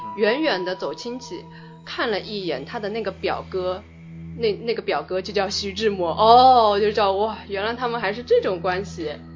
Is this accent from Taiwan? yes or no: no; China; 作为一个中国人